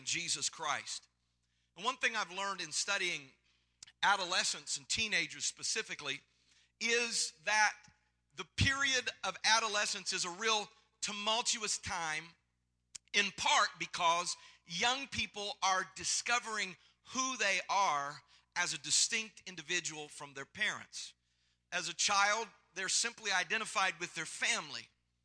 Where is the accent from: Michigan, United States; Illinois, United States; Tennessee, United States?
Tennessee, United States; I'm not from California. I'm from Tennessee, so it's a little bit different here